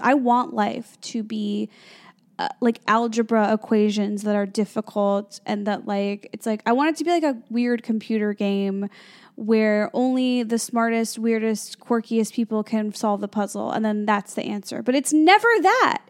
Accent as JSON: {"language": "English", "town": "Chicago", "region": "Illinois", "country": "United States", "tie": "born or raised there", "also_born_or_lived": "Los Angeles, United States", "moved": "as an adult", "lives_now": "New York City, United States", "said": "I grew up in the Midwest. I grew up near Chicago."}